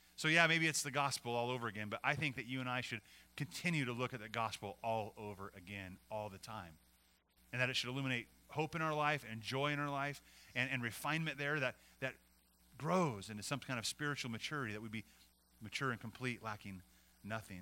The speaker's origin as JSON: {"language": "English", "region": "Montana", "country": "United States", "tie": "born or raised there", "moved": "yes", "lives_now": "California, United States", "said": "When we moved from California to Montana, we left my my parents' parents and uh, left them behind here."}